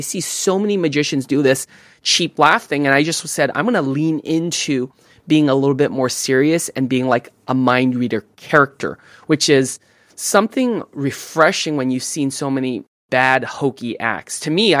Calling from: Fremont, California, United States; Fremont, California.

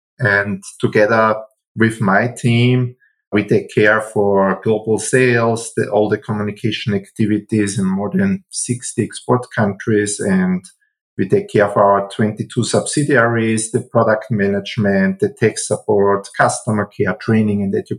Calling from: Wels, Upper Austria, Austria; I'm calling from Wels. That's a city in Upper Austria.

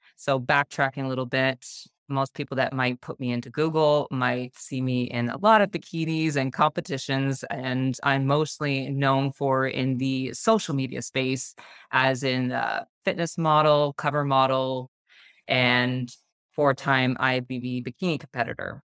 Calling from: Burlington, Ontario, Canada; I am calling in from just outside of Toronto, so Burlington, Ontario, Canada

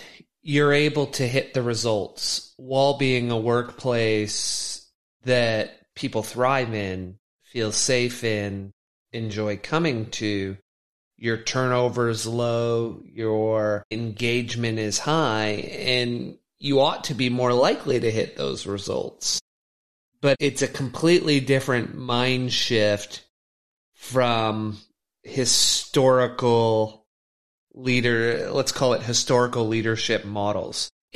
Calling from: Vancouver, British Columbia, Canada; And I'm speaking from Canada, Vancouver

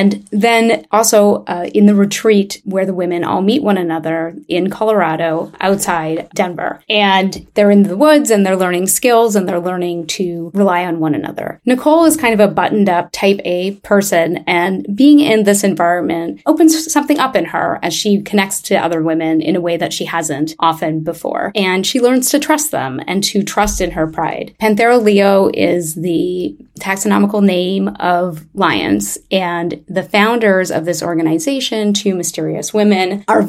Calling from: Montreal, Quebec, Canada; I'm calling from Montreal, Canada

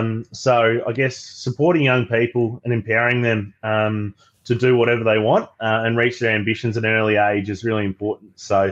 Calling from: Melbourne, Victoria, Australia; I use the pronouns he, him, and I'm calling today from Melbourne on Wurundjeri land of the Kulin Nations.

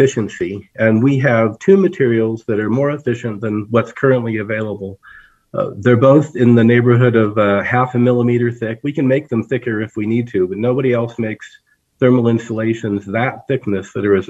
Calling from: Flagstaff, Arizona, United States; This is my home office in Flagstaff, Arizona.

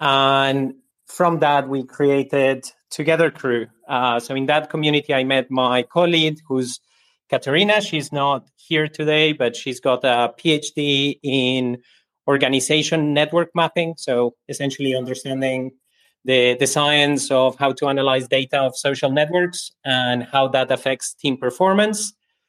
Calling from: Berlin, Germany; From Berlin at the moment.

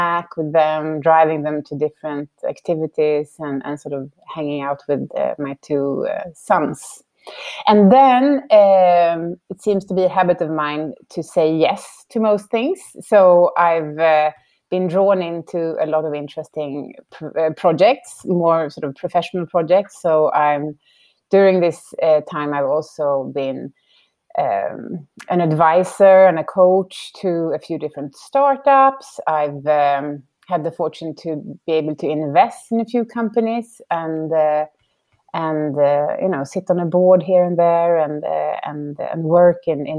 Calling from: Stockholm, Stockholm County, Sweden; I'm calling in from Stockholm, just outside of Stockholm, and it's evening.

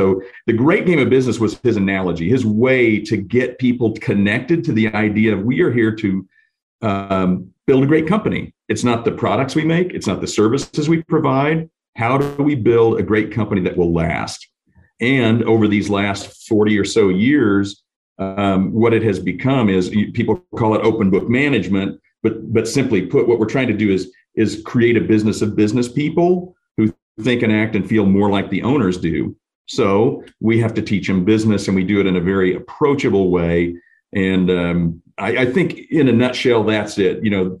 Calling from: Springfield, Missouri, United States; Today I'm at, believe it or not, in Springfield, Missouri at the office.

